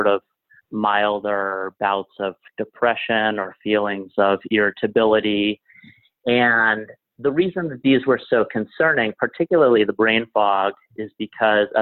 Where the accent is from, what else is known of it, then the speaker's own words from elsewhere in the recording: Alexandria, Virginia, United States; moved away as an adult; now in New York City, United States; I grew up in Alexandria, Virginia, which is a city of about 150,000 people next to Washington, D.C.